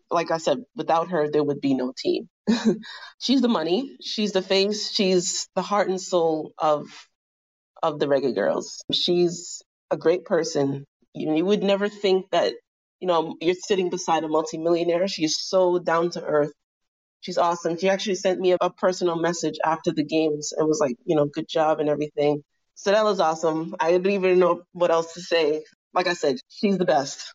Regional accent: New York, United States; moved away as an adult; now in Sweden; growing up in New York playing for East Meadow, as well as Auburndale and Queens

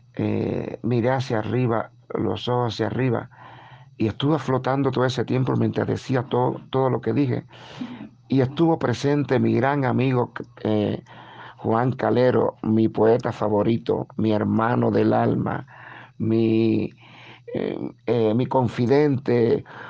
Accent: Guanajay, Artemisa, Cuba; nací en Guanajay, eh, que es un pueblito maravilloso

